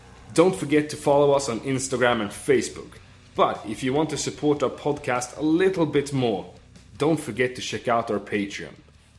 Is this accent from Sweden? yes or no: yes; Sunne, Värmland, Sweden; moved away; I went home to Karlstad, very close by to my hometown, Sunne